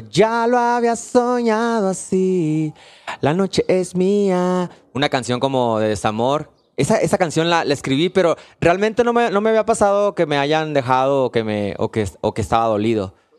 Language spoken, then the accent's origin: Spanish; Hermosillo, Sonora, Mexico; yo soy de Hermosillo.